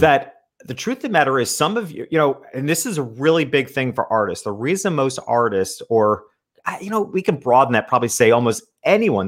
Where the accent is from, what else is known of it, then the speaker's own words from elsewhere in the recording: upstate New York, United States; I grew up in a small country town in upstate New York